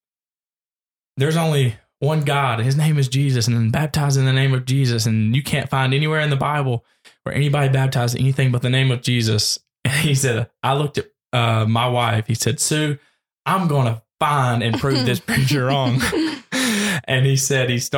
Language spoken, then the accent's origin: English; Murfreesboro, Tennessee, United States; I was born and raised in Murfreesboro, Tennessee.